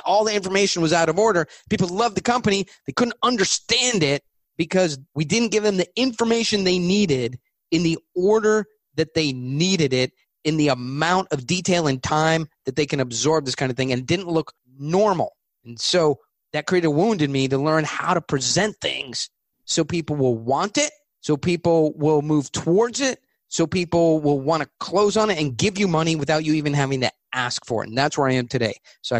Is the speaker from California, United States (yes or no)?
yes; California, United States; But ultimately, I'm from California.